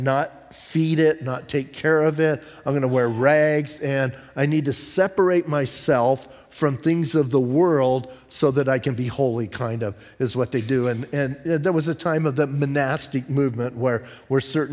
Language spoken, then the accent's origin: English; Bisbee, Arizona, United States; I'm from Bisbee